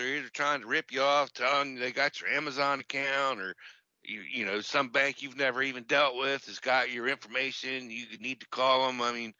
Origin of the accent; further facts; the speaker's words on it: Baltimore, Maryland, United States; moved away; I'm from Baltimore